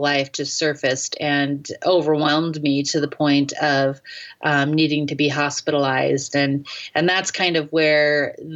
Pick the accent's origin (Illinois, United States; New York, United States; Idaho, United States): Idaho, United States; North; also born or lived in Seoul, South Korea / Detroit; I was raised in North Idaho in the 80s